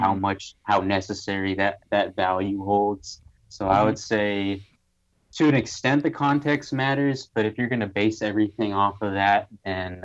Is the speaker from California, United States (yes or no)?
yes; Silicon Valley, California, United States; I grew up in the Silicon Valley